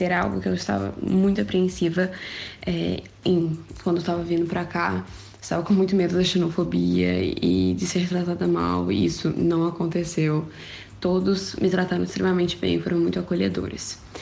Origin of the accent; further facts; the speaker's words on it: Minas Gerais, Brazil; moved away as an adult; now in Portugal; eu sou mineira, vim do interior